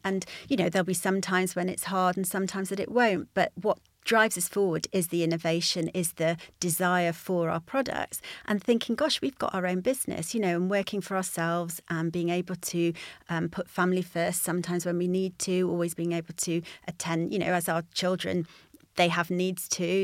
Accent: United Kingdom; moved away; also born or lived in Yorkshire; I grew up near the Peak District

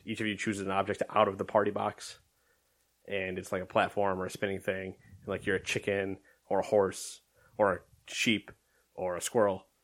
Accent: United States; I'm American

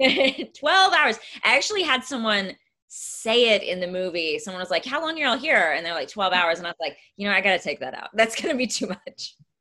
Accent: East Texas, United States; moved away; I'm from East Texas

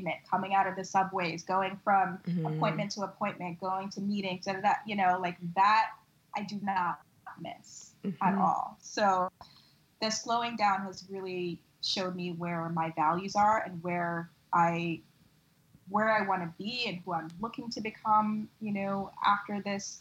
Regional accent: New York, United States; as a New Yorker

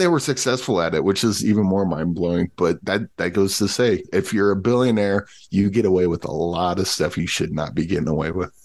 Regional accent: Midwest, United States; I, I grew up in the Midwest.

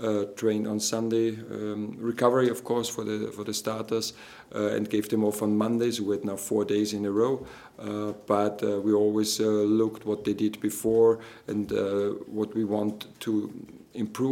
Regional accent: Austria; moved away; from Austria

